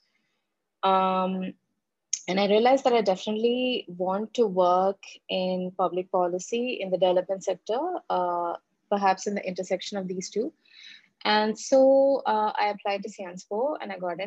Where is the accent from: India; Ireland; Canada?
India; moved away as an adult; my home country